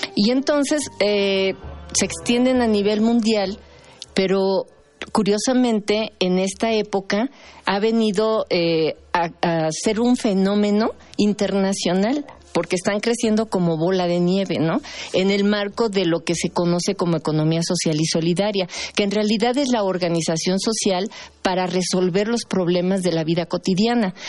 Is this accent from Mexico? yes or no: yes; Mexico; lo que somos como mexicanos